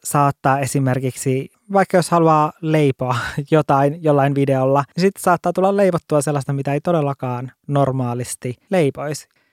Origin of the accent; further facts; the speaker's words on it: Lapland, Finland; olen kotoisin Lapista